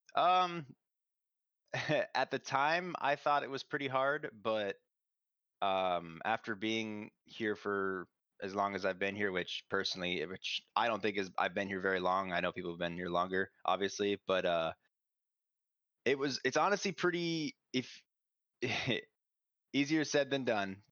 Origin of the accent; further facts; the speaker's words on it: Minnesota, United States; moved away as an adult; small community college up from my home state in Minnesota